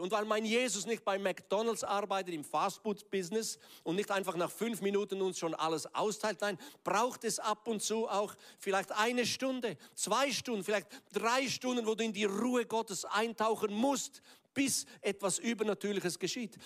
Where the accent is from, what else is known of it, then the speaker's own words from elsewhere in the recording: Graubünden, Switzerland; Ich bin ja im Kanton Graubünden aufgewachsen